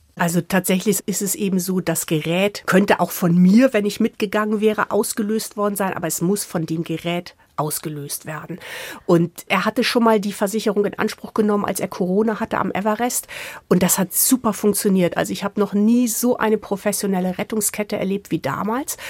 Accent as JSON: {"language": "German", "region": "Hamburg", "country": "Germany", "tie": "born or raised there", "moved": "yes", "said": "Also ich komme ja aus Hamburg"}